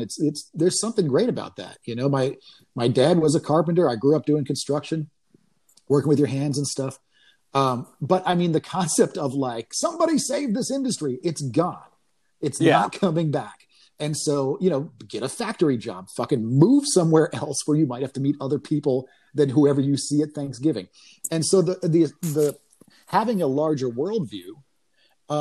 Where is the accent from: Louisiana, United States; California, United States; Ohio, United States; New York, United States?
New York, United States; moved away as an adult; now in Austin, United States; I grew up in New York. And by that, I mean New York State.